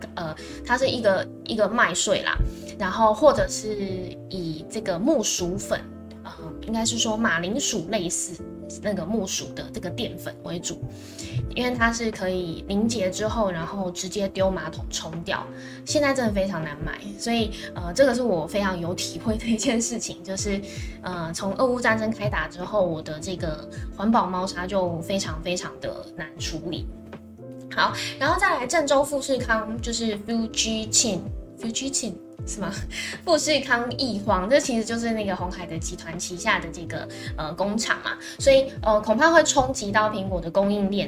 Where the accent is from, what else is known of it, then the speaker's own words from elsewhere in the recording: Taiwan; 我们台湾人